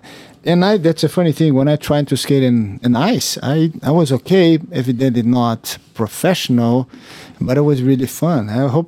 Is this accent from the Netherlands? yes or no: no; Brazil; growing up in Brazil, we don't have snow.